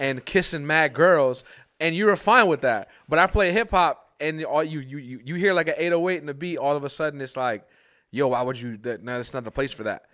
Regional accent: New York, United States; growing up in New York, it's like, I'm surrounded by hip hop

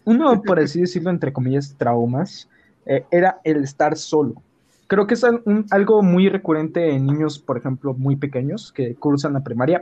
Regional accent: San Luis Potosí, Mexico; soy de San Luis Potosí, México

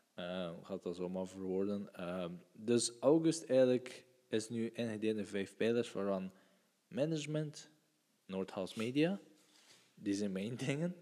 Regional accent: West Flanders, Belgium; ik ben van... Uh, we zijn van West-Vlaanderen.

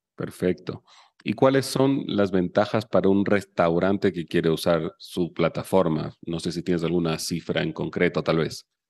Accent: Chile; Yo soy chileno

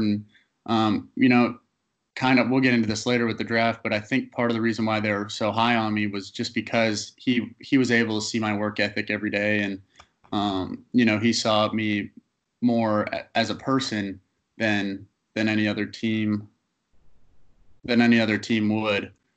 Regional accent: Canada; being a Canadian kid, um, playing in Canada was really important for um, draft purposes

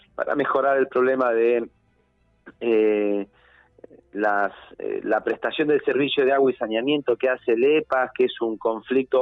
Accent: Neuquén, Argentina; yo soy un pibe de Neuquén, soy un pibe del interior que tuvo la oportunidad de estudiar

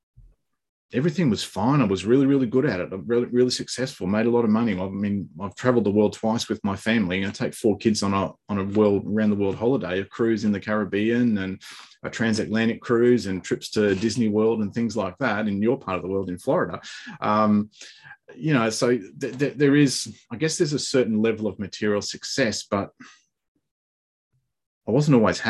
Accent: Australia; I'm from Australia.

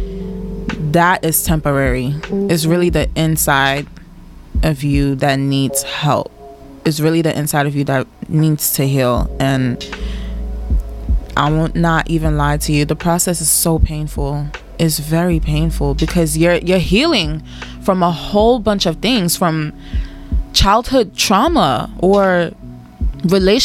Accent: Nigeria; I love being Nigerian

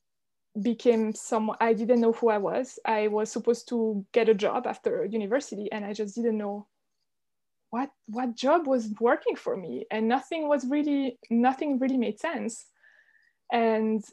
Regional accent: Switzerland; So I'm Swiss. I grew up in Switzerland in a very small village in the mountains

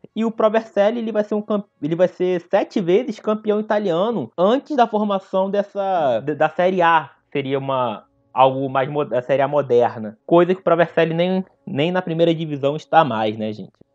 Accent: Nova Iguaçu, Rio de Janeiro, Brazil; Sou da Baixada Fluminense, de Nova Iguaçu

